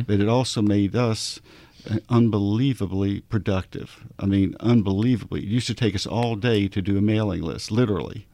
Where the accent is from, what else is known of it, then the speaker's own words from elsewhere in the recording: Arkansas, United States; I'm from Arkansas